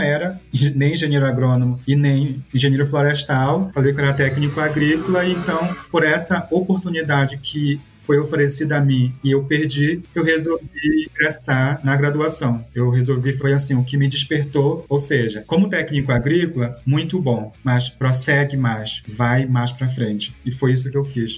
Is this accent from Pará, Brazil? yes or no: yes; Santarém, Pará, Brazil; moved away as an adult; also born or lived in Sinop, Mato Grosso / Lavras, Minas Gerais; Eu falo que eu sou de Santarém, né, município, mas meus pais moram na beira do rio